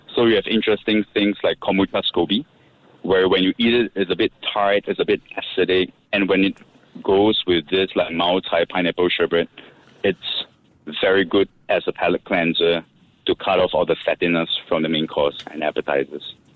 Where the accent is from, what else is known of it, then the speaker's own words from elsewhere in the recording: Singapore; growing up in Singapore, which is a cultural melting pot